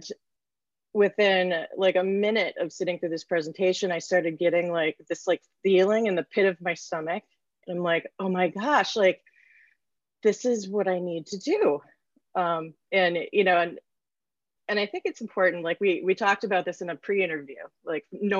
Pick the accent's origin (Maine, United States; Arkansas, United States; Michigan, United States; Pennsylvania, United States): Michigan, United States; near Cranbrook Academy; I grew up right near Cranbrook Academy